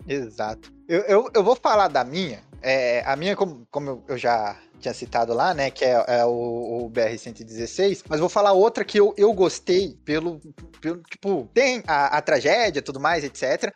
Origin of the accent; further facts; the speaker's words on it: São Paulo, Brazil; Eu sou paulista